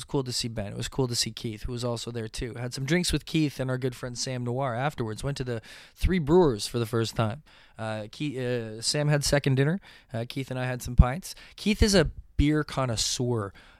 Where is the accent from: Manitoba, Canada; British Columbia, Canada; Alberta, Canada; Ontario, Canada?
Ontario, Canada; Mississauga; Mississauga Comic Expo. Oh my gosh, what a success, what a good time, fun times indeed. I love that my hometown show is becoming this really unique and, you know, individualistic type thing.